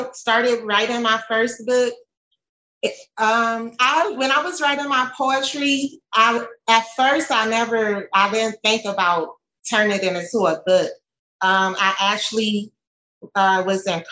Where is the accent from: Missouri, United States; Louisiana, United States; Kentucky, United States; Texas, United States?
Louisiana, United States; New Orleans; I'm from New Orleans